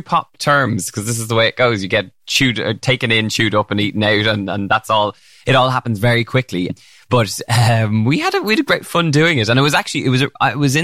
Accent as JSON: {"language": "English", "country": "Ireland", "tie": "born or raised there", "said": "Ireland growing up"}